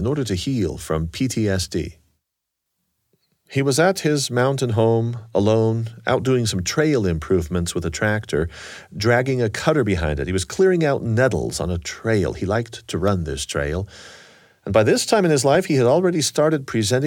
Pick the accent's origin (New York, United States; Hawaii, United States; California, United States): California, United States; Southern; I'm from Sean's generation and also from Southern California